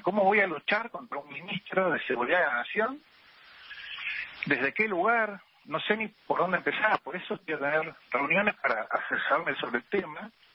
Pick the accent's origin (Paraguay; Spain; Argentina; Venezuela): Argentina; como cualquier argentino